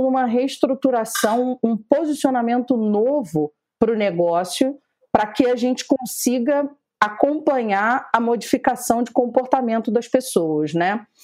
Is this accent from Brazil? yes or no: yes; Rio de Janeiro, Brazil; estamos enquanto cariocas